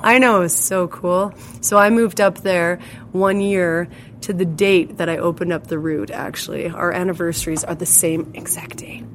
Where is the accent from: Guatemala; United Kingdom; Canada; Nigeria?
Canada; Hillmond, Saskatchewan; I grew up in Hillmond, well, which is a community about 35 kilometers northeast of here